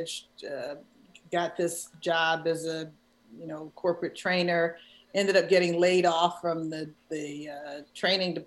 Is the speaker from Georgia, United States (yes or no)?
no; Philadelphia, Pennsylvania, United States; moved away as an adult; also born or lived in Chicago, United States; it's my hometown.